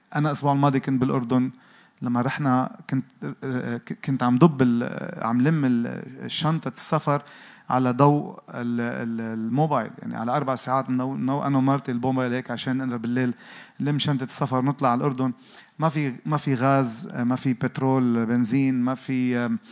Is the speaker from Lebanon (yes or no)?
yes; Lebanon; انا جاي من لبنان